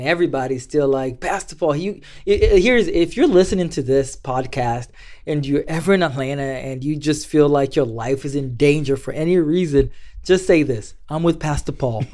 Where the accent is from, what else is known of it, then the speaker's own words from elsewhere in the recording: Mombasa, Mombasa County, Kenya; moved away as an adult; now in United States; growing up in Kenya, life was, was, was tough.